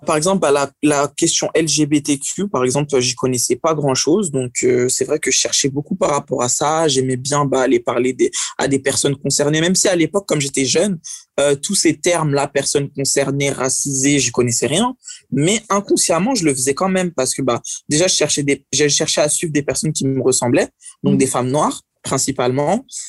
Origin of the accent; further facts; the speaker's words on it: France; je suis né en France